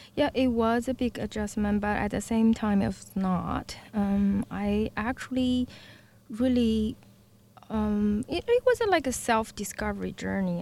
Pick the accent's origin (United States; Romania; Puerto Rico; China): China; Beijing; English is a second language; moved away as an adult; now in Victoria, Canada; I was born and raised in Beijing.